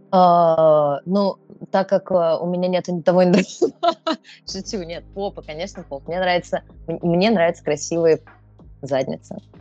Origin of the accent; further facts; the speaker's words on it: Podolsk, Moscow Oblast, Russia; родилась в Подмосковье, в Подольске